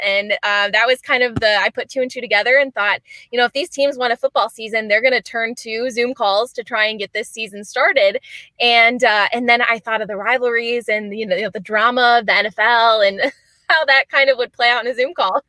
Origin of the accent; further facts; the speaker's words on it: Michigan, United States; grown, born and raised in Michigan